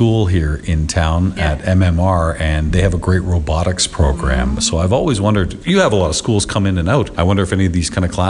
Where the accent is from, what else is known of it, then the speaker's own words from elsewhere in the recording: Burlington, Ontario, Canada; it's here in my hometown.